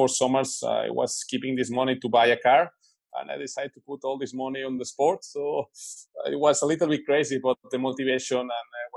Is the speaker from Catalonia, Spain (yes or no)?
yes; Barcelona, Catalonia, Spain; I'm from Barcelona. Now, in this moment, I'm in Germany because I'm training in a training camp